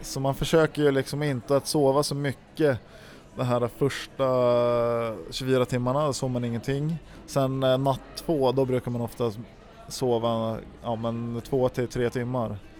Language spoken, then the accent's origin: Swedish; Järpen, Jämtland, Sweden; uppe i, i Järpen där jag växte upp